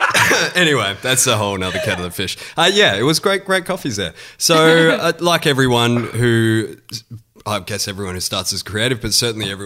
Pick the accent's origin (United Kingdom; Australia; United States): Australia; Perth, Western Australia; moved away as an adult; now in Sydney, Australia; I grew up in Perth and got into acting at high school